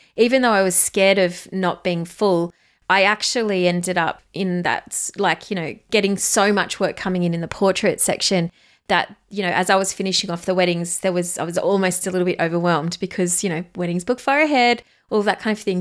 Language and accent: English; Australia; accent: Australian; You can hear it in my accent if you haven't heard, listened to us do before. I am an Aussie girl.